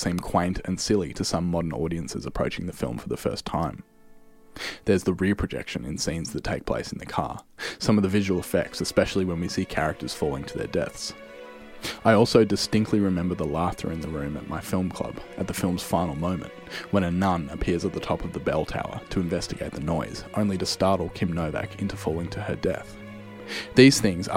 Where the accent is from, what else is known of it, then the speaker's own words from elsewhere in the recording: Australia; my home country of Australia